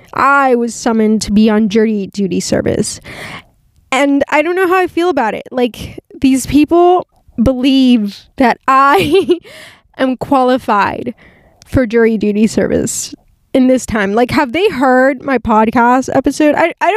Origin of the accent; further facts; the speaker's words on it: California, United States; born there; You know, my parents are Mexican. I was born in California, so, but obviously, like, I'm bilingual